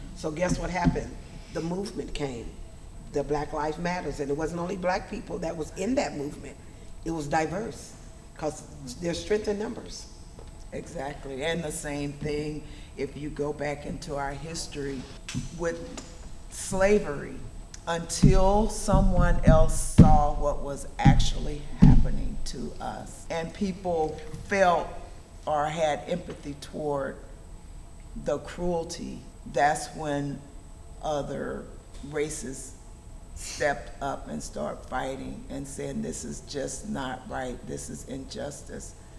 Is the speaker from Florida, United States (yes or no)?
no; Magnolia/McComb, Mississippi, United States; also born or lived in Los Angeles / Wisconsin; now in Fort Wayne, United States; I was born and raised in the South